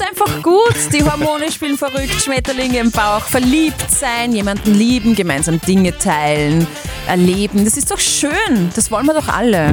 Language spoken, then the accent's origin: German; Linz, Upper Austria, Austria; moved away as an adult; now in Ried im Innkreis, Austria; Also eigentlich komme ich aus Linz, aber ich bin jetzt nach Riert im Innkreis gezogen.